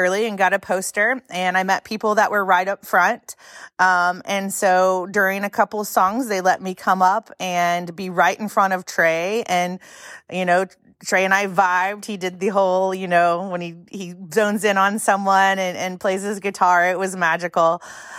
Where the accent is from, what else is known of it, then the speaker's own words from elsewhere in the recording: Oregon, United States; I'm from Oregon